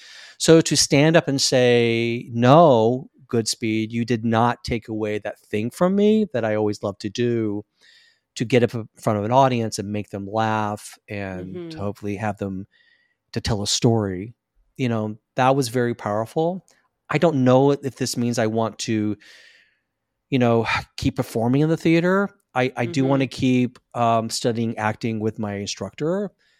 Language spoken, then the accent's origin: English; Deep South, United States; So I'm a Southern boy. I was raised in the Deep South.